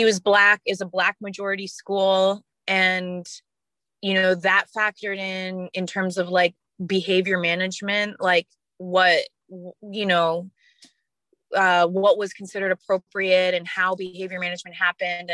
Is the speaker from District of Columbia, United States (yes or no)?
yes; Washington, District of Columbia, United States; my hometown of Washington, D.C.